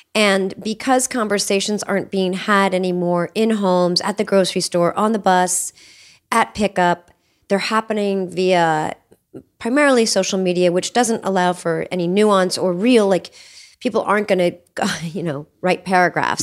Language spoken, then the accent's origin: English; Cincinnati, Ohio, United States; moved away; also born or lived in Appalachia; I grew up in Cincinnati, Ohio in the seventies